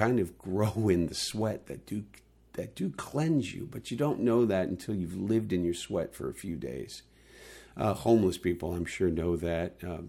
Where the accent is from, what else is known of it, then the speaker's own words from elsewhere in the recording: California, United States; the other thing that you got to remember, people, is that I came from California.